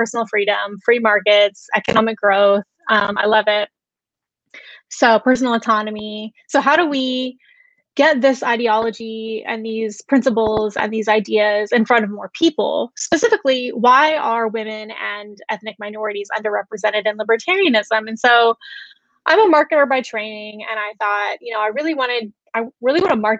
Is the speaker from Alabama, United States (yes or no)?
yes; Alabama, United States; I grew up Southern Baptist in Alabama, very conservative